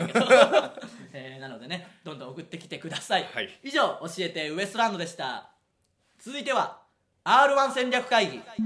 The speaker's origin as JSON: {"language": "Japanese", "region": "Okayama", "country": "Japan", "tie": "born or raised there", "moved": "yes", "said": "我々の地元岡山県の遊園地"}